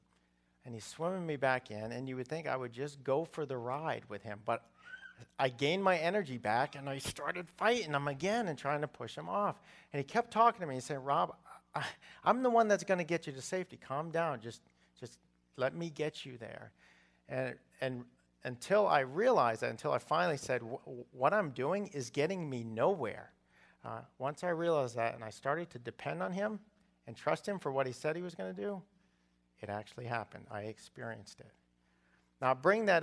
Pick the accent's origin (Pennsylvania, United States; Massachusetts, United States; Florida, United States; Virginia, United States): Massachusetts, United States; I grew up in Massachusetts